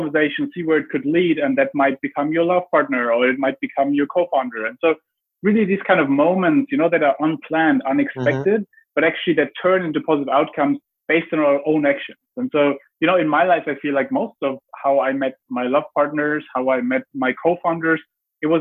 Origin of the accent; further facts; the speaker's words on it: Germany; I grew up in Germany